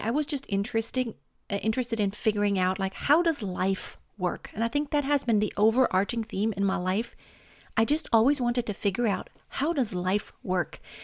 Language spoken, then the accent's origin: English; Germany; I was born and raised in Germany